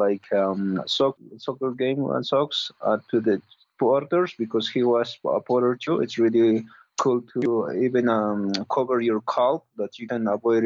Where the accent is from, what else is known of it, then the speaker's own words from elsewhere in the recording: the Andes, Cusco, Peru; English is a second language; I grew up in the Andes. So 11, 12 years old, I moved to Cusco City.